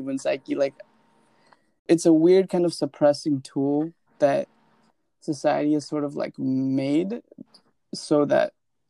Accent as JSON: {"language": "English", "country": "India", "moved": "yes", "said": "because I'm from India"}